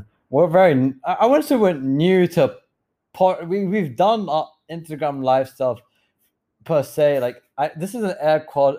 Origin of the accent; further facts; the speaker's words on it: United Kingdom; accent: British; I feel like I'm losing my British accent, Marcus. And don't capture me, bro. It's going. I know it is. I mean to have to do like a round trip to England, stay there for a month, get it back